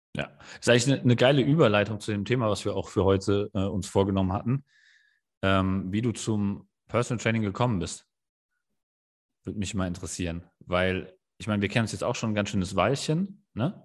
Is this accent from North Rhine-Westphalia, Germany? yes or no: no; Kelkheim, Hesse, Germany; ich bin ja in Kerkheim im Taunus aufgewachsen, war, bin da auch zur Schule gegangen